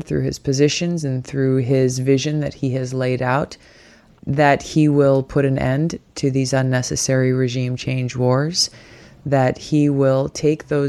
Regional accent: Hawaii, United States; my home state of Hawaii

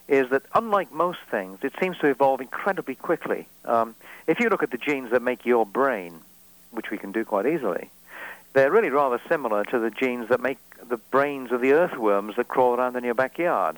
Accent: Wales, United Kingdom; I'm Welsh

